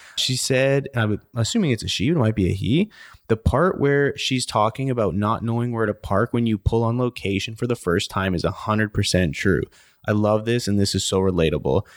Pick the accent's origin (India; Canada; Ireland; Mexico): Canada; now in United States; I'm a Canadian